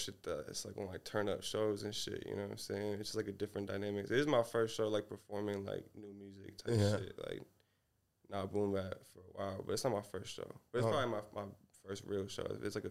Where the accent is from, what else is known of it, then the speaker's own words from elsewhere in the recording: Seattle, Washington, United States; Around here, around Seattle.